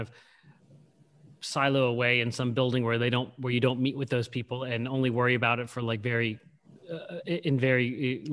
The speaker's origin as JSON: {"language": "English", "town": "Pittsburgh", "region": "Pennsylvania", "country": "United States", "said": "I'm from Pittsburgh. I'm talking to you from Pittsburgh."}